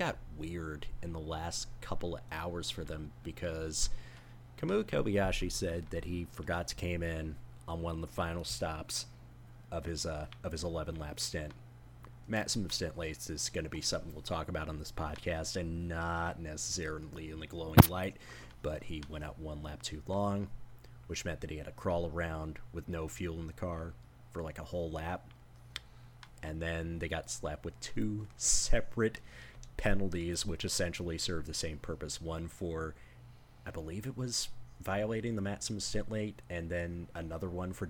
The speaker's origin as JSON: {"language": "English", "town": "Hull", "region": "Yorkshire and the Humber", "country": "United Kingdom", "said": "And I'm a bloke from Hull with 2 kids."}